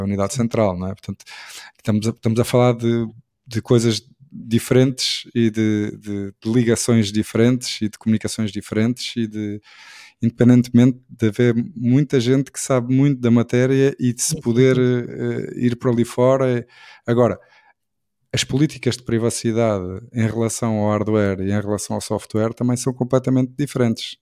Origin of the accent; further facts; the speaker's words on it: Portugal; enquanto português, e enquanto português também ligado ao handball e ao desporto